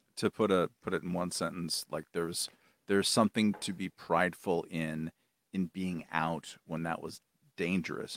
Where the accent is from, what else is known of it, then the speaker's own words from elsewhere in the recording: California, United States; proud of being a Californian